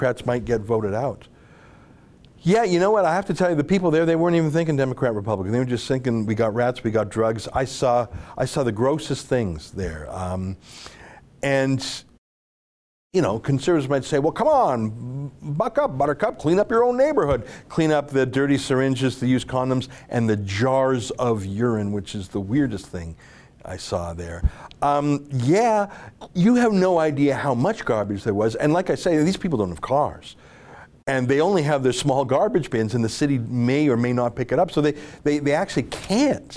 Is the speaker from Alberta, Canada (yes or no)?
yes; Alberta, Canada; I'm from Alberta